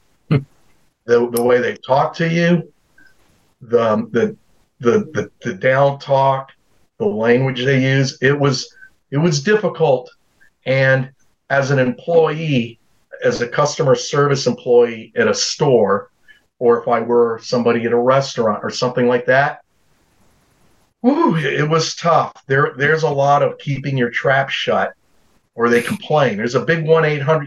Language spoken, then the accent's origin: English; Fayetteville, North Carolina, United States; also born or lived in Germany; I grew up in Fayetteville, North Carolina. So I was born in Germany